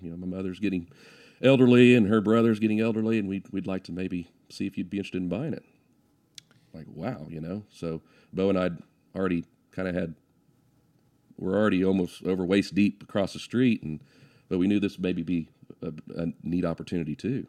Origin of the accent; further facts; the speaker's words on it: Guthrie, Oklahoma, United States; I grew up in Guthrie schools